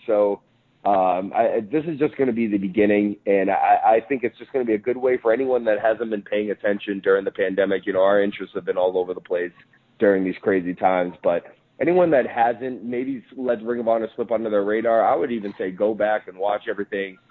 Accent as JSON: {"language": "English", "region": "New England", "country": "United States", "tie": "born or raised there", "said": "I grew up in in New England, and uh, I grew up obviously in the Northeast"}